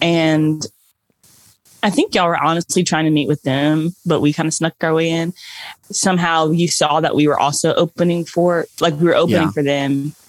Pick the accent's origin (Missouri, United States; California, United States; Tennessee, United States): Tennessee, United States; Nashville; all born and raised in Nashville.